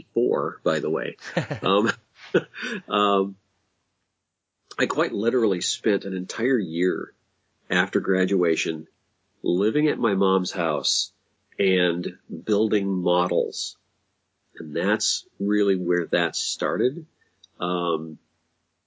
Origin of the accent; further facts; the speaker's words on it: Minneapolis, Minnesota, United States; I'm actually from Minneapolis